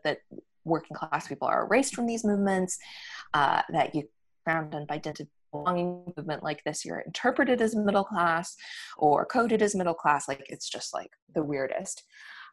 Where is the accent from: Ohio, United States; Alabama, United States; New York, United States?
New York, United States; moved away as an adult; now in United Kingdom; having grown up in in America and having grown up in New York